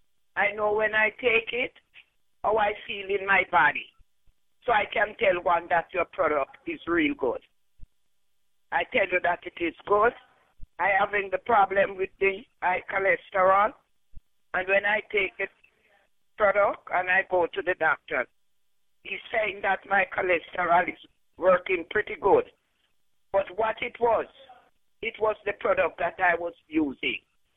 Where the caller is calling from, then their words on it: Florida, United States; I am calling from Florida, and I have used your product